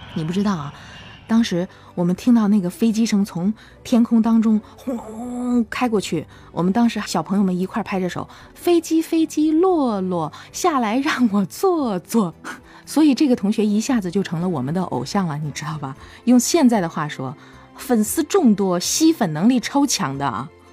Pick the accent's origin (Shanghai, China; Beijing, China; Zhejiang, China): Zhejiang, China; Hangzhou; 是杭州人，今年已经快五十了。我从小啊，是在一个叫芙蓉池巷的地方长大的